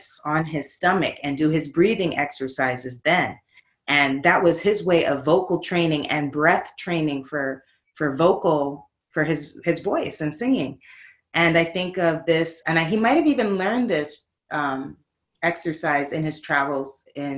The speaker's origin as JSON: {"language": "English", "town": "New York City", "region": "New York", "country": "United States", "tie": "born or raised there", "also_born_or_lived": "Brooklyn", "moved": "yes", "lives_now": "Oakland, United States", "said": "I'm from New York City. I'm born in Brooklyn, raised in the Bronx"}